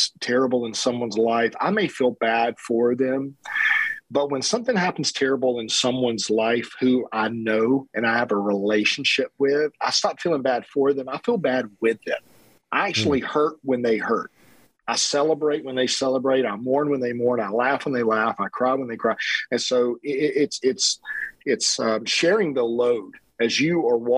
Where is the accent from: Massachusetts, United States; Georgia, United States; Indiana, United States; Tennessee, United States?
Georgia, United States; South; growing up in South Georgia